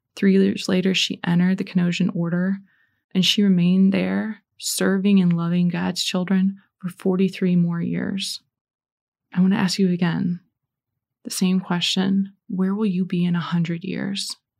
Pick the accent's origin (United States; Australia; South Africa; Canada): United States; Indiana; I'm from Indiana